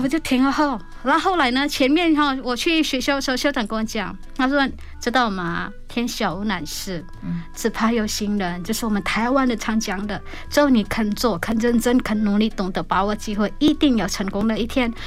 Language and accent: Chinese; Indonesia; accent: Hakka-accented Chinese; Chinese is a second language; moved away as an adult; now in Taiwan; 我明明出生在印尼，结果走了一圈